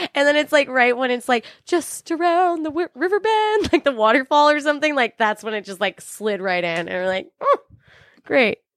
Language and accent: English; California, United States; I'm from California, but my mom's from Brooklyn